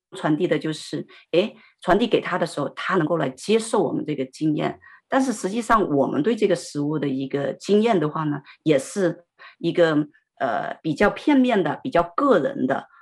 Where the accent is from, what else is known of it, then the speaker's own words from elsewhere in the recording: Sichuan, China; 因为我们是四川人嘛